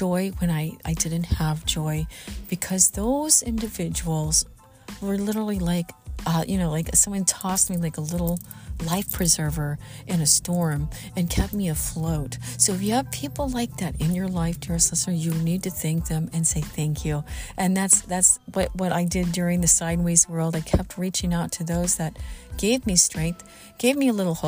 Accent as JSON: {"language": "English", "region": "Southern Missouri", "country": "United States", "tie": "born or raised there", "also_born_or_lived": "Los Angeles", "moved": "yes", "said": "I'm from Southern Missouri. I grew up in the Midwest, in Southern Missouri"}